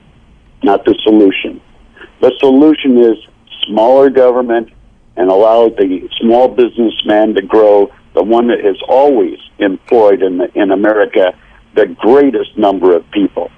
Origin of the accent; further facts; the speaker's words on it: United States; I defended my country as an American